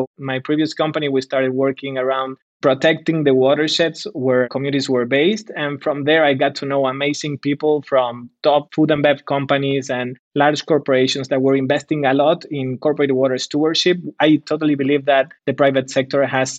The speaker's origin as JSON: {"language": "English", "region": "Buenos Aires", "country": "Argentina", "said": "I am from Buenos Aires, Argentina."}